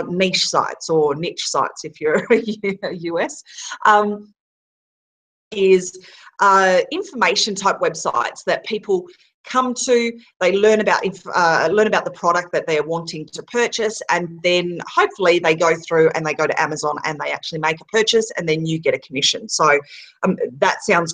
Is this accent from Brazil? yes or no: no; Australia; moved away; we're an Aussie family that's been traveling the world for 18 months